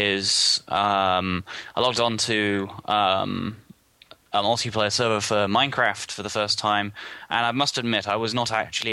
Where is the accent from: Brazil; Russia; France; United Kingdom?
United Kingdom; England; I'm an English person